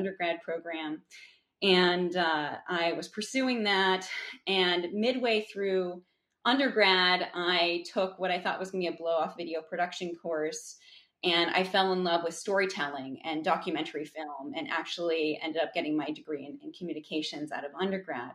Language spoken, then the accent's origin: English; New England, United States; I grew up in New England.